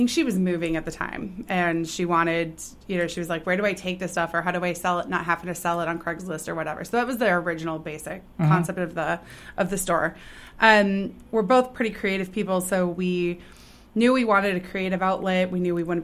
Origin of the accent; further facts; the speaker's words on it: Sun Prairie, Wisconsin, United States; now in Columbus, Wisconsin, United States; So I grew up in Token Creek. I grew up in Raintree Subdivision. So I've lived here since I was five